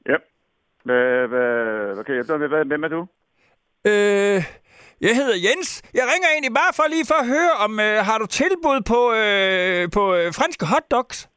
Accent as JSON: {"language": "Danish", "town": "Herning", "region": "Central Denmark Region", "country": "Denmark", "said": "Men jeg er fra Herning, der har vi ydekrog"}